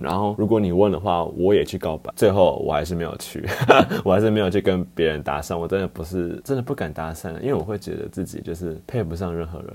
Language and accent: Chinese; Taichung, Taiwan; now in Taipei, Taiwan; 我台中人